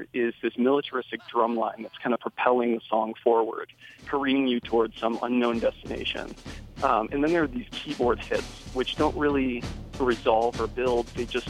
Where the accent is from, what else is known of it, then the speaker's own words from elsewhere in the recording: Golden, Colorado, United States; from Golden, Colorado